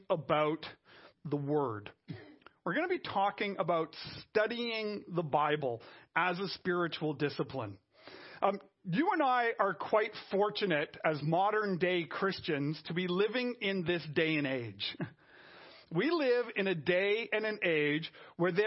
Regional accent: Canada; I'm French Canadian.

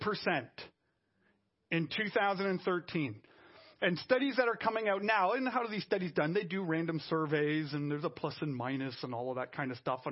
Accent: Canada; I'm French Canadian.

